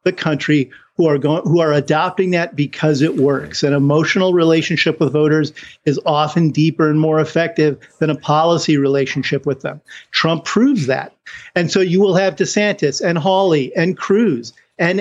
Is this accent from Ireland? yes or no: yes; Ireland; I'm Irish